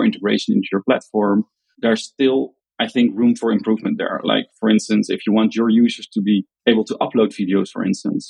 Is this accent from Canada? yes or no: no; Netherlands; accent: Dutch; English is a second language; I'm from the Netherlands.